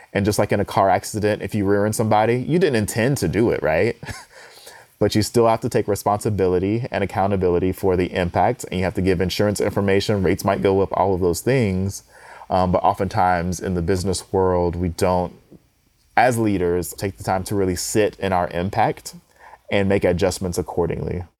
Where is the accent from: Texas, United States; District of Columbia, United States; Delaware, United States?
Texas, United States; Houston; I'm from Houston